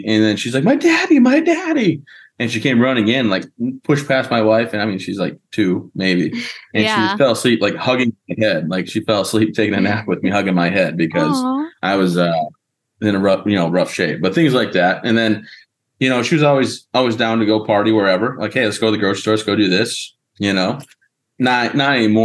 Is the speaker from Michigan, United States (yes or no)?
yes; Michigan, United States; now in Maine, United States; I'm from Michigan